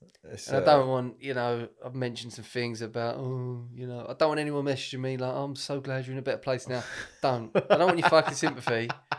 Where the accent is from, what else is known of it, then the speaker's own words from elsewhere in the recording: United Kingdom; I'm British Italian.